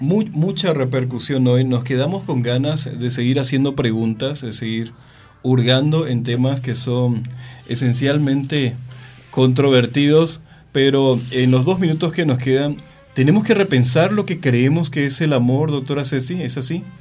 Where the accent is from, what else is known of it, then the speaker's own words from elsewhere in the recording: Mexico; en una sociedad como la mexicana